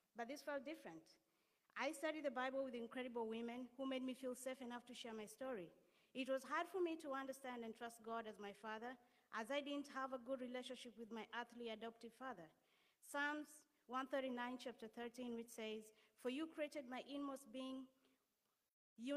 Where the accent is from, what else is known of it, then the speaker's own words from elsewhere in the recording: Kenya; moved away as an adult; now in Connecticut, United States; I'm originally from Kenya, and I moved here 4 years ago.